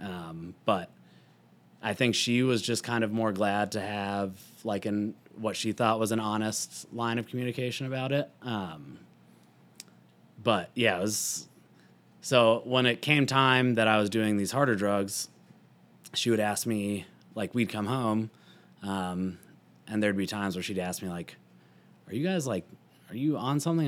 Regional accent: Louisville, Colorado, United States; also born or lived in Boulder, Colorado; I grew up, like, right outside of Boulder

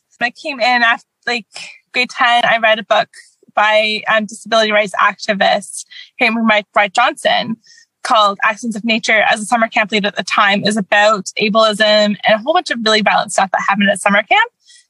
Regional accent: Canada; I'm Canadian. I have American ancestors

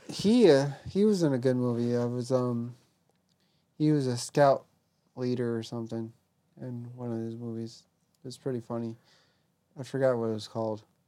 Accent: Alaska, United States; I come from Alaska

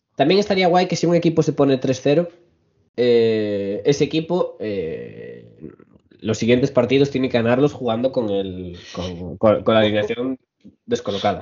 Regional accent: Spain; como españoles

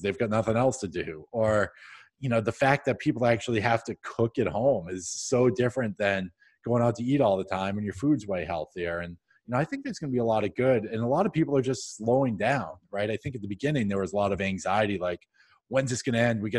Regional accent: New England, United States; I'm from New England

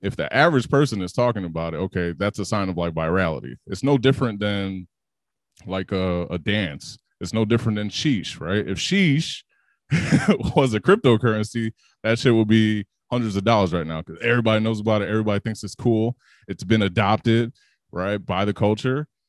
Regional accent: Chicago, Illinois, United States; growing up in Chicago

